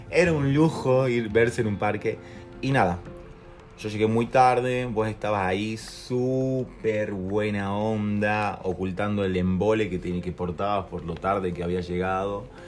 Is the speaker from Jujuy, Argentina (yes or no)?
yes; Jujuy, Argentina; somos de Jujuy